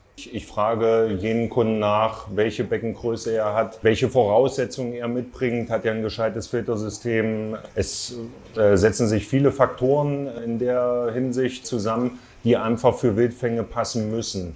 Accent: Thuringia, Germany; now in Wolfsburg, Germany; wohne seit circa acht Jahren in Wolfsburg, bin 37 Jahre alt, geboren in Thüringen 1984

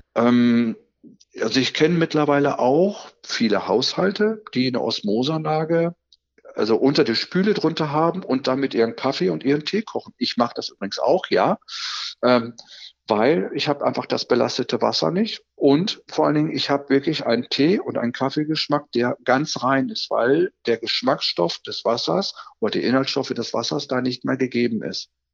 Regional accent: Soester Börde, North Rhine-Westphalia, Germany; moved away as an adult; now in Solingen, Germany; gebürtig komme ich eigentlich aus der Soester Börde, aber mich findet man mittlerweile seit 18 Jahren in Solingen

